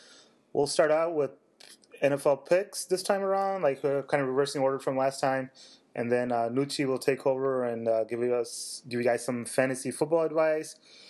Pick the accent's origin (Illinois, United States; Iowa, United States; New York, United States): Illinois, United States; Chicago; I'll stick with my hometown pick, Chicago.